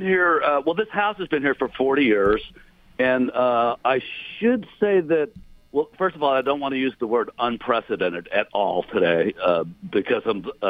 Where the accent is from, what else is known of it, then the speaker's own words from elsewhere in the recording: Houston, Texas, United States; Okay, so if you're born and raised in Houston, and you have no concept of what a basement is